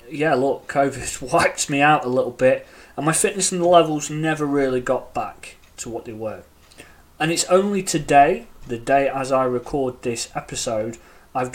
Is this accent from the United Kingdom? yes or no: yes; United Kingdom; accent: British; As you can tell by my accent, I am in the UK.